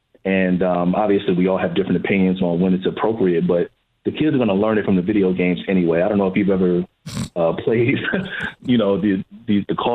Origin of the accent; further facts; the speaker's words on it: New York City, New York, United States; now in California, United States; I'm originally from Brooklyn, New York